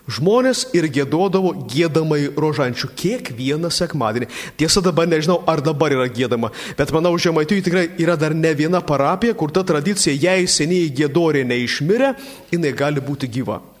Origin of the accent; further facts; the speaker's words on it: Samogitia, Lithuania; mes žemaičiai